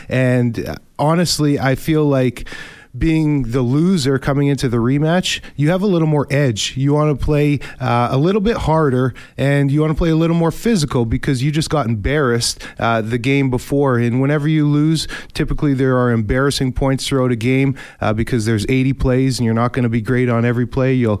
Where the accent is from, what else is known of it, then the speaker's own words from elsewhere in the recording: Winnipeg, Manitoba, Canada; I'm from Winnipeg, North End Winnipeg. I'm a hard worker, blue collar kid myself